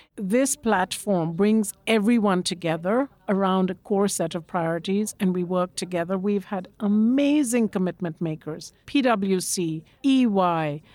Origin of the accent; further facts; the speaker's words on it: Kolkata, West Bengal, India; I grew up in Calcutta, in India, big bustling